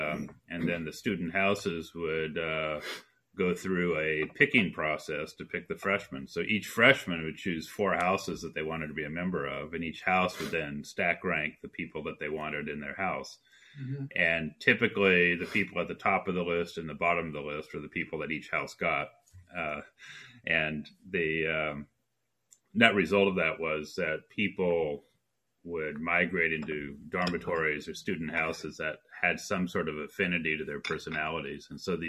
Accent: Colorado, United States; also born or lived in Oklahoma City / Durango / Casper / Calgary; So I was born in Oklahoma City, and we moved into Durango, Colorado, to Casper, Wyoming, to Calgary, Alberta, to Dallas, Texas.

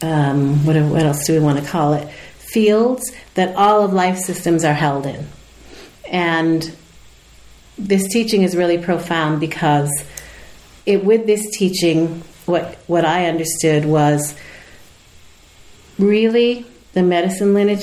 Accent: United States; I'm not Italian, so I'm also, you know, I'm American.

